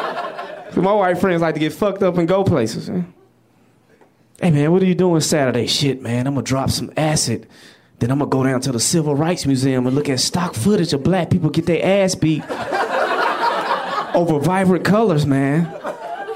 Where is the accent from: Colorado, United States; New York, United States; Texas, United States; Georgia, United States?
Georgia, United States; Atlanta; I grew up in London, of the South, Atlanta, Georgia.